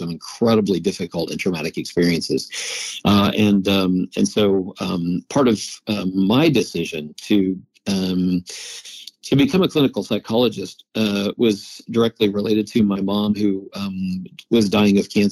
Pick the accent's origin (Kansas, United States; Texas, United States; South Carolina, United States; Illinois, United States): Illinois, United States; Oakwood; I grew up in a very small town. It's called Oakwood, Illinois, 3 hours south of Chicago